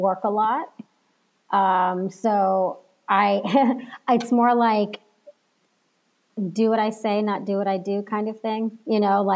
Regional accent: Texas, United States; now in California, United States; I'm not from California, I'm originally from Texas.

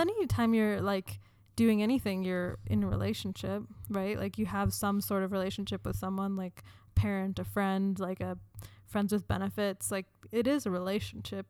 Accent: United States; I identify as a woman, as American, Jewish

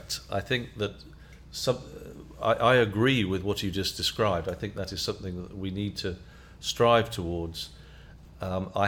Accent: United Kingdom; I'm British, so I'm from Europe

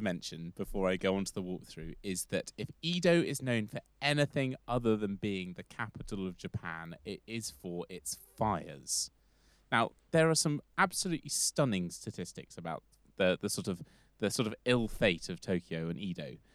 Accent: London, United Kingdom; London, because I'm from there

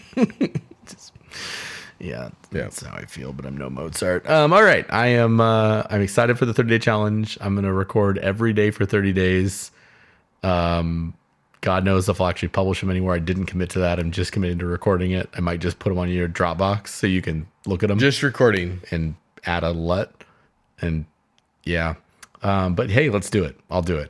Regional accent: Southern California, United States; I grew up in Southern California listening to KFI AM 640

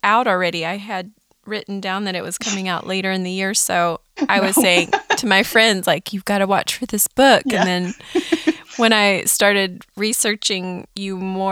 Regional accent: California, United States; moved away; I grew up in California

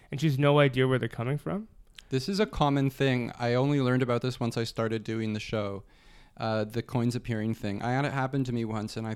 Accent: Arizona, United States; now in Toronto, Canada; growing up in Arizona

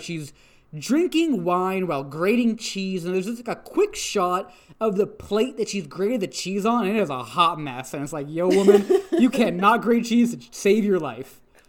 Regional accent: Canada; I am from Canada, thank you. I was born here. I am a citizen.

